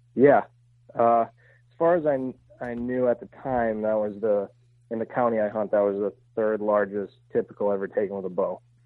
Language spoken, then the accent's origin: English; Pennsylvania, United States; I grew up hunting in Pennsylvania